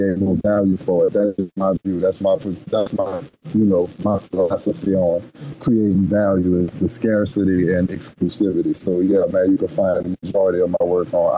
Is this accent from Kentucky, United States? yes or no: no; New Orleans, Louisiana, United States; I'm from New Orleans